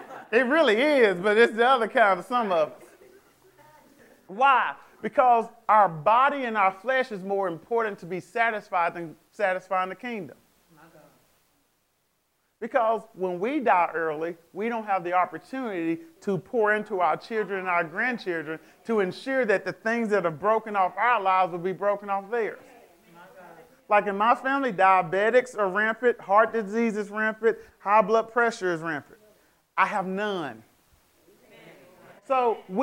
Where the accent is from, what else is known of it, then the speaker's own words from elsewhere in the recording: United States; I'm African American